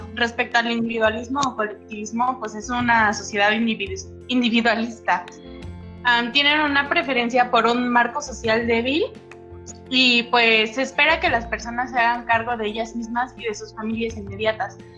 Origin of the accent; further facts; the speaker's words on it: Mexico; viviendo pues, como mexicanos